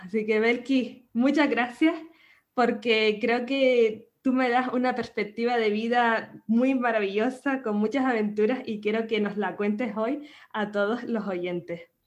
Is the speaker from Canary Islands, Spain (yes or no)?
yes; Canary Islands, Spain; nacida en Canarias